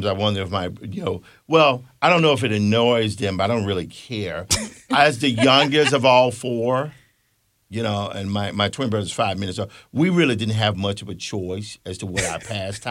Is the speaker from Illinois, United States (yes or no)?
no; Mississippi Delta, United States; I grew up in the Mississippi Delta. I'm from Mississippi